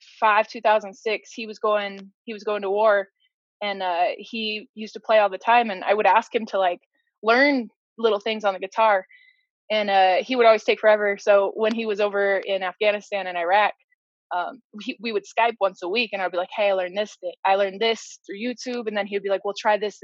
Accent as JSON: {"language": "English", "region": "Arizona", "country": "United States", "also_born_or_lived": "Denver, Colorado", "said": "I'm originally from, I was born in Denver, but I'm from Arizona, like Phoenix, Prescott, Flagstaff, the whole nine."}